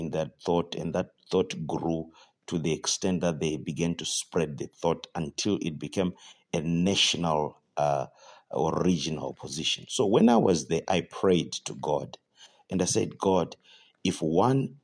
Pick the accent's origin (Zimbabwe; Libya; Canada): Zimbabwe; I'm from Zimbabwe